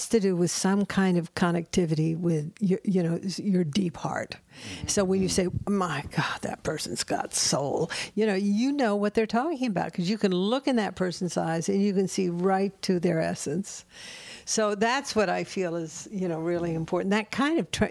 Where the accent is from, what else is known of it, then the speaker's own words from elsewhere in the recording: the South, United States; I'm from the South